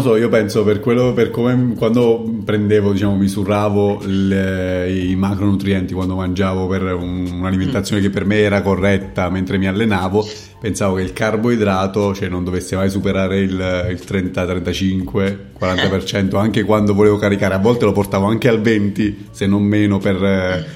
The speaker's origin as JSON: {"language": "Italian", "area": "near Pescara", "region": "Abruzzo", "country": "Italy", "said": "dalle, dalle mie parti, vicino Pescara e la periferia di Pescara"}